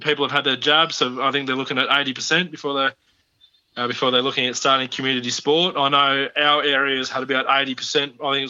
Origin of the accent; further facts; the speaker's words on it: New South Wales, Australia; So we went to, as you know, Mick, being from growing up on the Central Coast, to win the comp, you get a baggy cap.